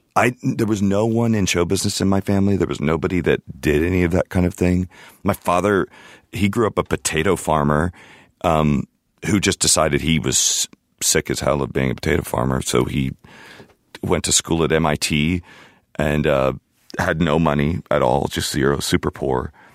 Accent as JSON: {"language": "English", "town": "Houston", "region": "Texas", "country": "United States", "tie": "born or raised there", "also_born_or_lived": "California / Sydney, Australia", "said": "I grew up in Houston"}